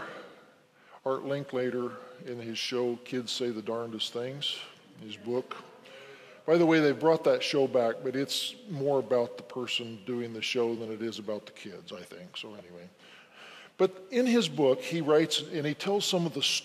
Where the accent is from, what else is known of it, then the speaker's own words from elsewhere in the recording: Wyoming, United States; I'm from Wyoming. I grew up in Wyoming.